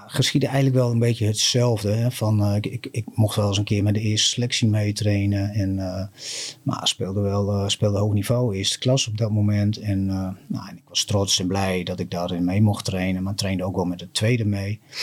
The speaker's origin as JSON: {"language": "Dutch", "town": "Appingedam", "region": "Groningen", "country": "Netherlands", "tie": "born or raised there", "said": "Ik ben geboren in, eh, in Appingedam. En ik ben eigenlijk een rasechte Damster."}